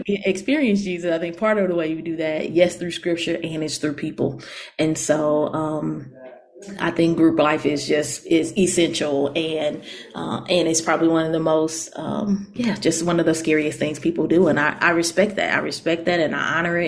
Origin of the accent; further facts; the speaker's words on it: St. Louis, Missouri, United States; moved away; I'm in St. Louis, Missouri, my hometown. And I've been back in St. Louis for about 3 years